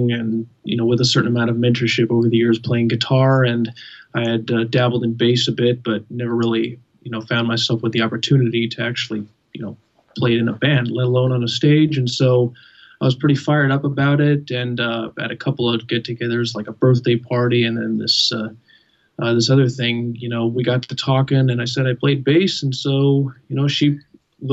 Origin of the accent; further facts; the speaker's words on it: California, United States; I'm born in California, native Californian the whole way